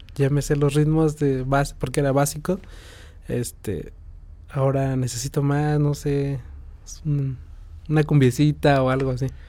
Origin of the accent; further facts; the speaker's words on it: San Juan del Río, Querétaro, Mexico; Yo soy originario de aquí de San Juan, este, vivo en San Pedro Bacatlán